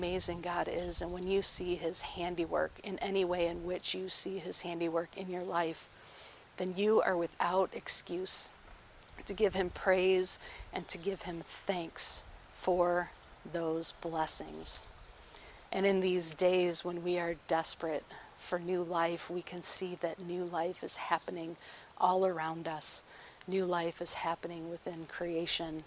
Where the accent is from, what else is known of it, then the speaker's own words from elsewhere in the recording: Farmington Hills, Michigan, United States; The house that I grew up in Farmington Hills, backed right up to a forest.